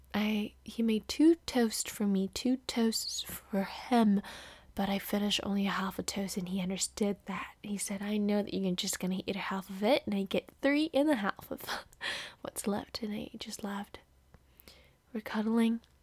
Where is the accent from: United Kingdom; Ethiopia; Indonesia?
Indonesia; moved away as an adult; now in California, United States; I am from Indonesia. I live in California by winning the green card lottery after eight years of applying.